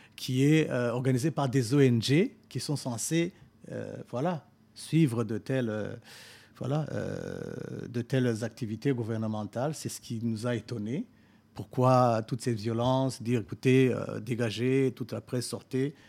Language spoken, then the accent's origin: French; Burundi; moved away as an adult